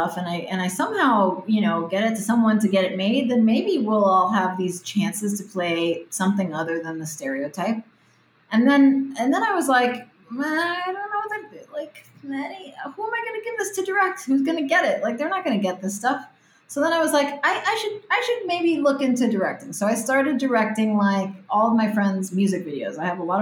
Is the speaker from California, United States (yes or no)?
no; Miami, Florida, United States; first language Spanish; English is a second language; moved away as an adult; now in Los Angeles, United States; I'm from Miami. My whole family are Cuban refugees, and I moved out to LA when I was 20 to pursue acting